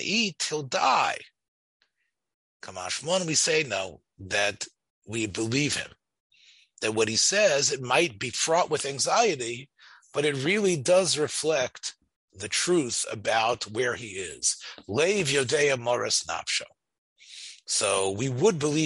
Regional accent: Memphis, Tennessee, United States; I grew up in Memphis, the bus ride that took us down Summer Avenue

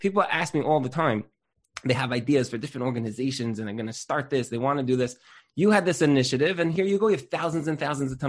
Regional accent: New York City, New York, United States; I grew up in Brooklyn, in Flatbush. I'm now back in Flatbush, Baruch Hashem.

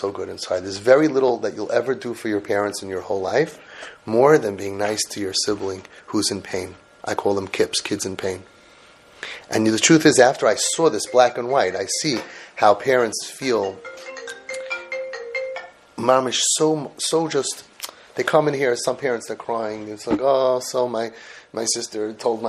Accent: New York City, New York, United States; also born or lived in Brooklyn, New York; I'm also from Brooklyn, well, Forest Hills originally.

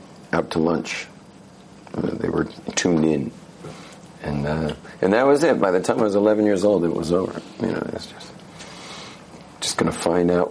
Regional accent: California, United States; Soy de California

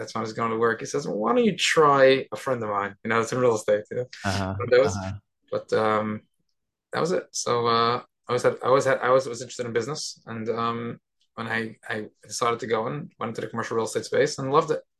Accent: New York City, New York, United States; I was born and bred in Brooklyn, New York.

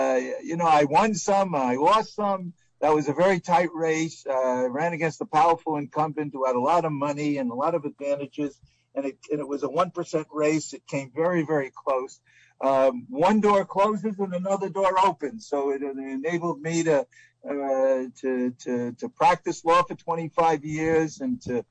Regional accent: New York City, New York, United States; I was a kid growing up in the Bronx

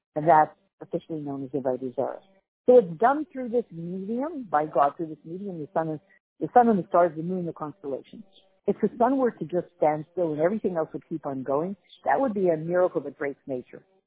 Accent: Canada; as a Canadian

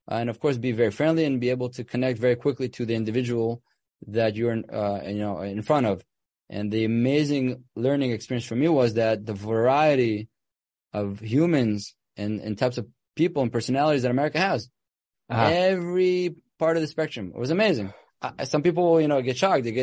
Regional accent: Ra'anana, Central District, Israel; I grew up with him in Ranana in Israel.

